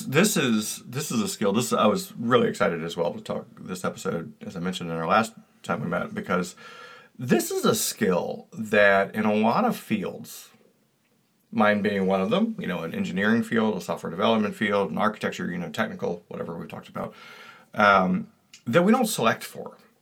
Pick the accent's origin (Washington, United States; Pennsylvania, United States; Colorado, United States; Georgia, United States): Georgia, United States; I come from Georgia